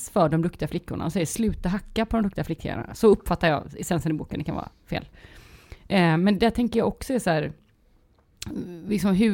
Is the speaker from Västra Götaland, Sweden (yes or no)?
yes; Västra Götaland, Sweden; accent: Gothenburg; Men det är också för att jag pratar göteborgska.